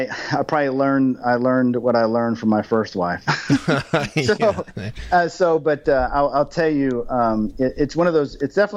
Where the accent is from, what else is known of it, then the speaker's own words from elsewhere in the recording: Germany; For me, I grew up in Germany, and once a year I'd see my family and I'd get on the flight, and the flight was 10 hours.